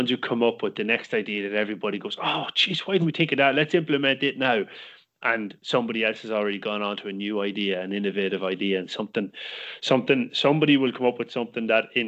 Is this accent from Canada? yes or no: no; Cork, Munster, Ireland; All you need to know is that I'm from Cork, and that's the most important place in the world.